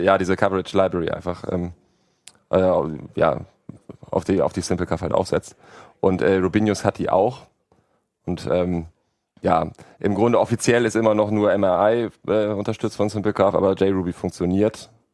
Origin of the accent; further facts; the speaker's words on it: Hamburg, Germany; ich komme ja auch aus Hamburg, da war der Winter besonders lang und kalt